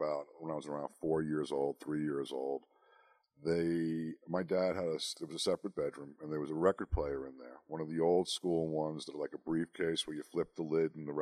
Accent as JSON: {"language": "English", "area": "Long Island", "region": "New York", "country": "United States", "moved": "as an adult", "lives_now": "Salt Lake City, United States", "said": "I'm from Long Island, New York. I lived there for over 50 years"}